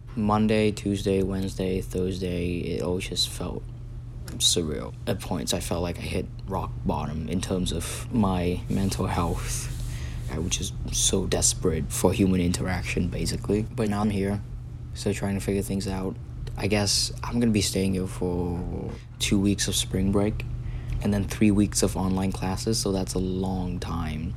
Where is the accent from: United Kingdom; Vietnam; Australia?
Vietnam; moved away as an adult; now in Philadelphia, United States; I'm from Vietnam